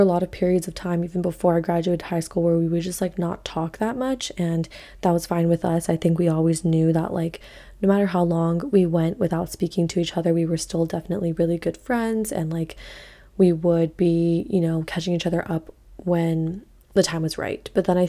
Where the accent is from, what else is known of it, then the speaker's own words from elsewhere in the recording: Hawaii, United States; So I grew up obviously in Hawaii